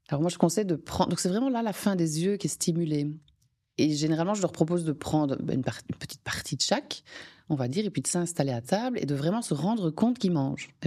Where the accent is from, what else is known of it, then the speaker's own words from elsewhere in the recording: Belgium; comme je suis belge, comme vous avez compris, les frites